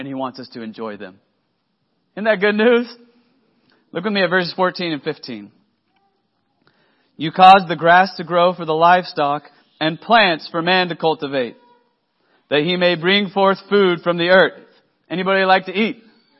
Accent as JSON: {"language": "English", "region": "Texas", "country": "United States", "lives_now": "Oklahoma, United States", "said": "I'm from Oklahoma now. I mean, I'm a transplant from Texas, but I'm here now, friends."}